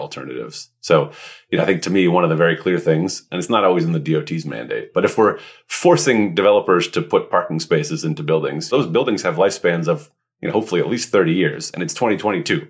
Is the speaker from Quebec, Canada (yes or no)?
yes; Montreal, Quebec, Canada; I grew up in Montreal, which is one of the best transit cities in North America.